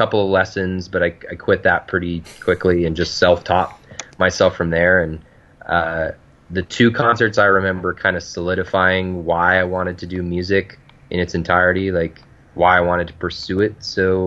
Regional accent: Provo, Utah, United States; I'm from Provo, Utah.

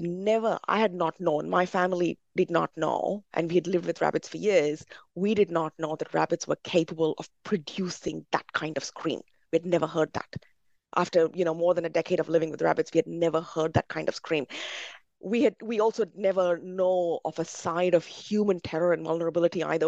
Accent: India; as a Brahmin growing up in India

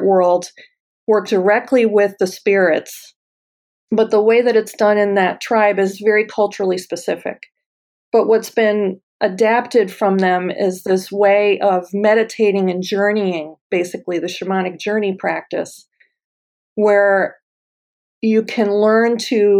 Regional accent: United States

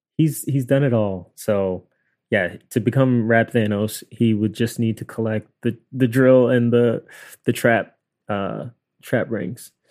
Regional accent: New York City, New York, United States; we're both from Queens.

